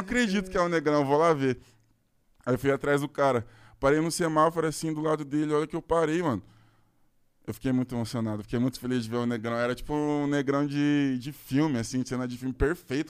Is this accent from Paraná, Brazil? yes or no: yes; Curitiba, Paraná, Brazil; Eu sou de Curitiba também